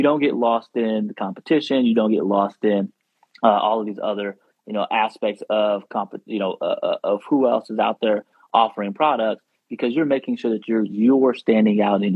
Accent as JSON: {"language": "English", "region": "the South", "country": "United States", "said": "I'm from the South"}